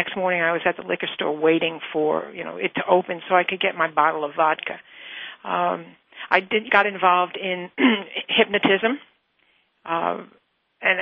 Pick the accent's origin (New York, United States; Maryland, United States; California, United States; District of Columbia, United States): New York, United States; I was born and raised in New York, and I was living in New York